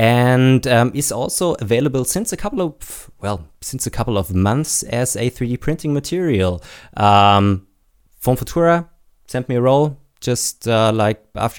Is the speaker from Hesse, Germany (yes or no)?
no; Baden-Württemberg, Germany; I am actually from Baden-Württemberg. I'm living just at the border, but not a Bavarian.